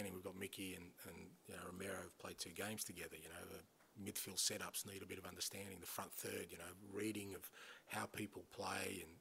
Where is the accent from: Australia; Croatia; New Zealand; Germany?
Australia; moved away; growing up in Australia